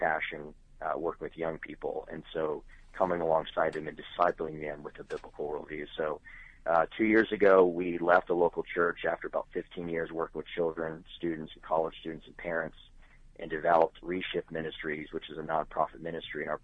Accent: Tucson, Arizona, United States; moved away as an adult; now in Charlotte, United States; I was born in Tucson, Arizona, so started ministry there through Calvary Chapels

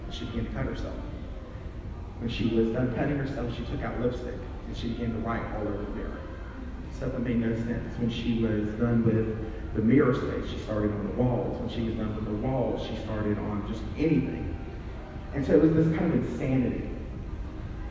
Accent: South Carolina, United States; moved away; also born or lived in San Francisco, California; I am originally from South Carolina

